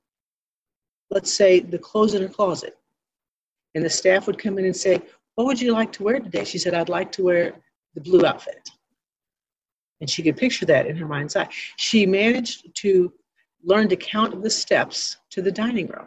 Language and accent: English; Ironton, Missouri, United States; I was born and raised in Ironton, Missouri, where the Baptist Home is located here in the beautiful Arcadia Valley